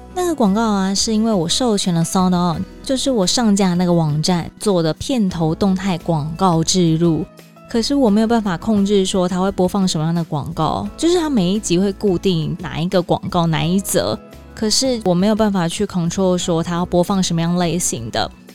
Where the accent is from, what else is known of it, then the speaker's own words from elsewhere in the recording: Taiwan; 我是台湾人